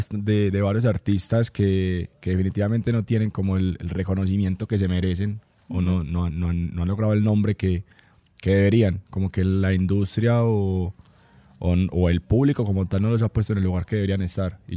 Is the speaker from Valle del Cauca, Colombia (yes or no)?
no; Antioquia, Colombia; Como antioqueños, no lo teníamos tan, tan top